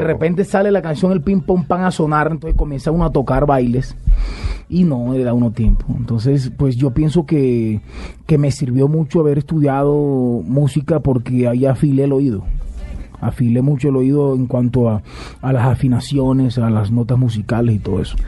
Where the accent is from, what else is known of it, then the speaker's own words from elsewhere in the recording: Valledupar, Cesar, Colombia; also born or lived in Bucaramanga; now in Bogotá, Colombia; Yo amo mi tierra Valledupar, eh, nací en Valledupar y amo mi tierra con toda mi alma